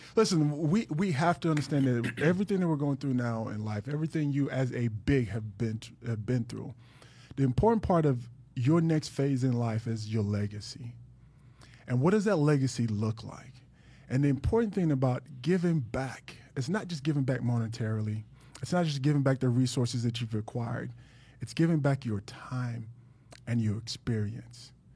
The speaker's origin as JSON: {"language": "English", "town": "Dallas", "region": "Texas", "country": "United States", "also_born_or_lived": "Jacksonville / Miami", "moved": "as an adult", "lives_now": "South Florida, United States", "said": "I was from Dallas"}